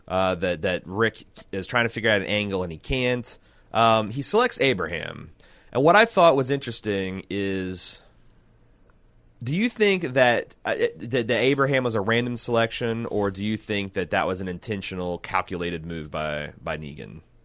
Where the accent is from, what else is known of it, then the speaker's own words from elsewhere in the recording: Midwest, United States; I'm from the Midwest